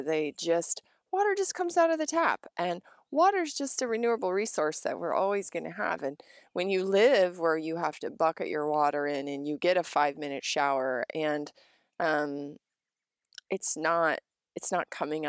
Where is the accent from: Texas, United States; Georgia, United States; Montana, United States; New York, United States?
Montana, United States; also born or lived in Colorado / Wyoming; You know, I grew up in Montana, Colorado, Wyoming, and Montana, and, you know, my parents gardened